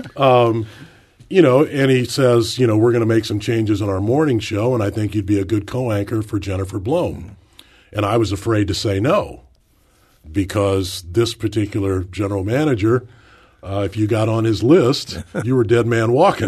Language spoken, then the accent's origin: English; St. Louis, Missouri, United States; work in my hometown